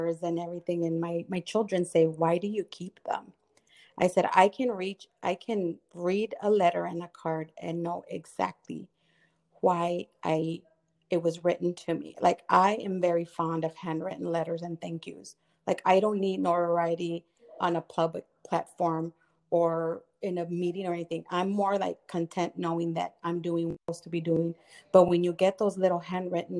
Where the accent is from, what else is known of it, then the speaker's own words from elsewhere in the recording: Texas, United States; moved away; also born or lived in Florida / Michigan; I was raised in Texas. I was born in Florida